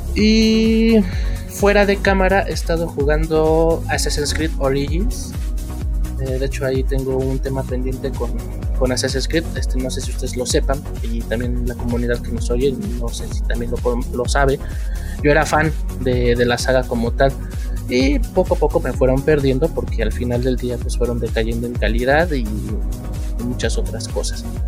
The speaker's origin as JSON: {"language": "Spanish", "country": "Mexico", "said": "como mexicanos"}